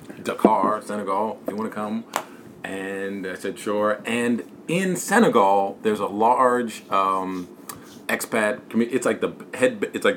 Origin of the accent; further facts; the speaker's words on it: Chicago, Illinois, United States; moved away as an adult; I grew up on the south side of Chicago. I grew up in Chicago.